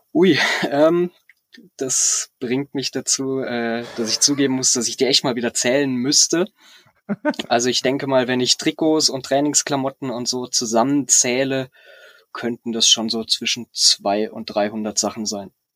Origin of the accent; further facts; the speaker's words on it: Freiburg im Breisgau, Baden-Württemberg, Germany; ich bin gebürtiger Freiburger